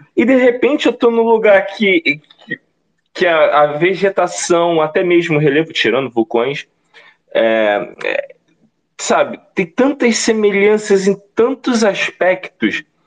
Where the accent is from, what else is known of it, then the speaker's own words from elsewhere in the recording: Baixada Fluminense, Rio de Janeiro, Brazil; eu que venho da Baixada Fluminense, daquelas feiras livres em Caxias, Nova Iguaçu, Belfor Roxo